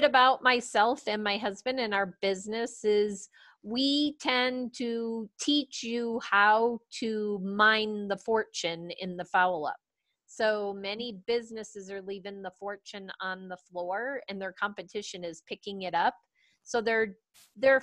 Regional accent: East Coast, United States; now in Colorado Springs, United States; I grew up on the East Coast

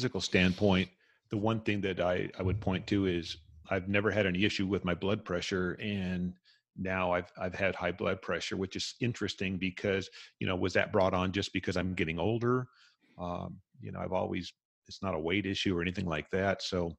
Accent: California, United States; also born or lived in Las Vegas, United States / Hawaii, United States; you got to remember, I grew up in Southern California, Las Vegas, Hawaii.

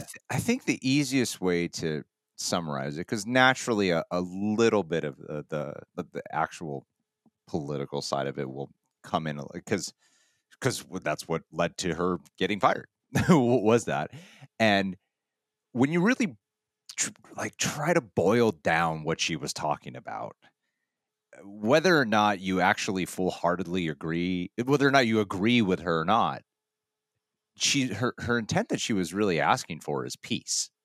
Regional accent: United States; being an American

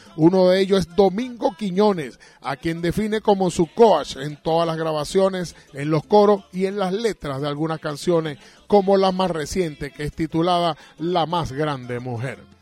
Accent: Caracas, Capital District, Venezuela; now in Margarita Island, Venezuela; nacimos en la maternidad Concepción Palacio

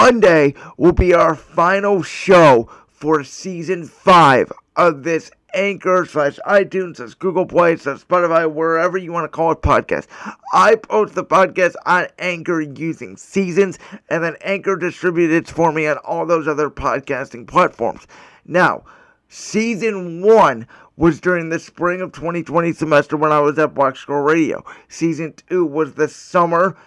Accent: Cleveland, Ohio, United States; my hometown Cleveland Cavaliers

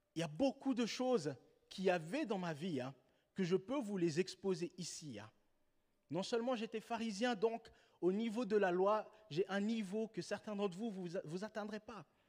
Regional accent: Switzerland; en tant que Suisse

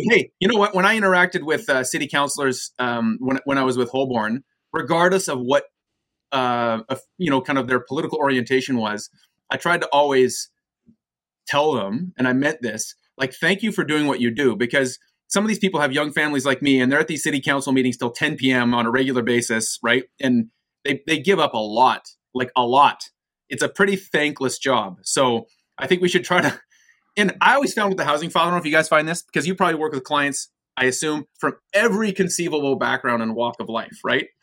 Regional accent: Vancouver, British Columbia, Canada; also born or lived in United States / Toronto, Canada; I was born in the United States, moved to Canada when I was eight years old to Vancouver

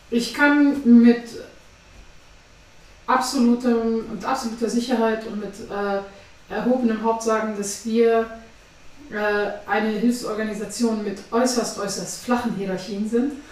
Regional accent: Afghanistan; now in Germany; ich bin ähm, 29 Jahre alt, ich komme eigentlich aus Afghanistan.

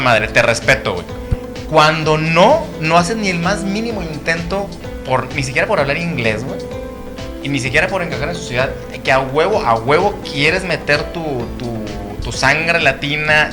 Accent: Mexico; moved away; also born or lived in United States; aquí en México

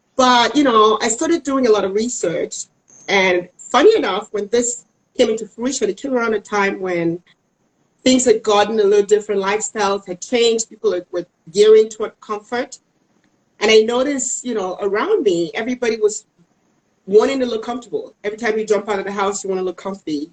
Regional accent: Cameroon; moved away as an adult; now in Dallas, United States; I am originally from Cameroon in West Africa.

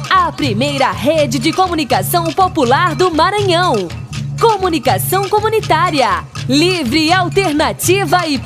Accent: Bolivia; Natanael, sou boliviana, mas eu vou te desejar boa sorte no domingo

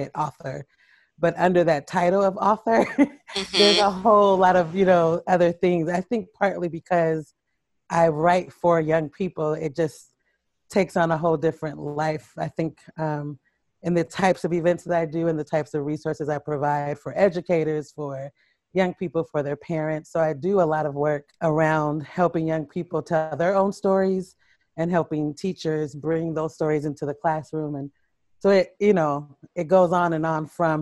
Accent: Portland, Oregon, United States; moved away as an adult; also born or lived in Harlem, New York; now in New York City, United States; I grew up in Portland, Oregon. I live in Harlem, New York

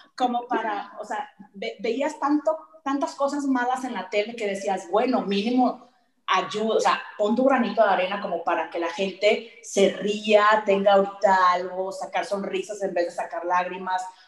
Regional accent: Sonora, Mexico; moved away; yo soy de Sonora

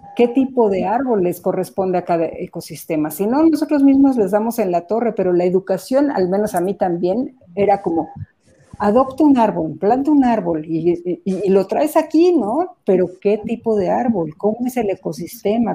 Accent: Mexico; como mexicanos

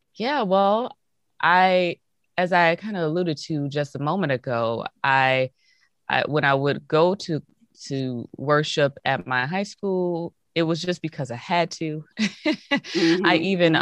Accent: Hazel Crest, Illinois, United States; also born or lived in Iowa City, Iowa / Chicago, Illinois; I was born in Hazelcrest, Illinois. It's a south suburb outside of Chicago

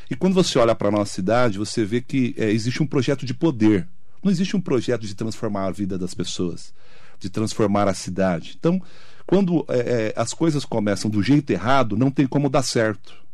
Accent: Poá, São Paulo, Brazil; a gente é, lá de Poá

